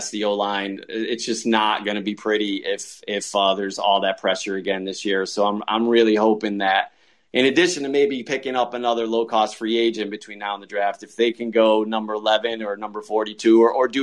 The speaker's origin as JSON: {"language": "English", "region": "Connecticut", "country": "United States", "tie": "born or raised there", "said": "So we grew up in Connecticut"}